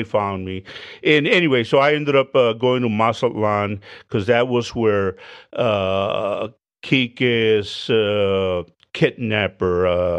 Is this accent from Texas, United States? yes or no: yes; Hebbronville, Texas, United States; Went home to Hebronville. I'm from Hebronville, Texas. Picked up my birth certificate.